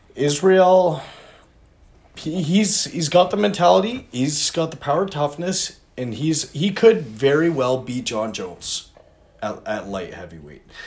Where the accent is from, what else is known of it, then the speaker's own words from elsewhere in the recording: Canada; I'm Canadian.